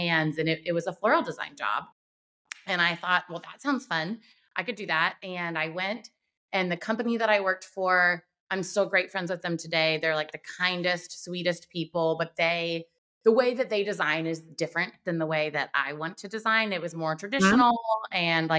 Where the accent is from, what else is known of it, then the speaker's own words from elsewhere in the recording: Wilmington, North Carolina, United States; Wilmington, North Carolina is my hometown and I love it here